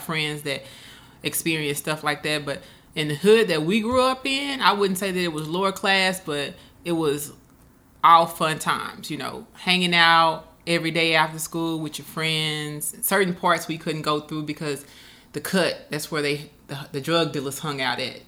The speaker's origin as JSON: {"language": "English", "town": "Moscow", "region": "Arkansas", "country": "United States", "tie": "born or raised there", "also_born_or_lived": "Pine Bluff, Arkansas", "moved": "yes", "said": "I was actually born in Pine Bluff, but I was raised in Moscow"}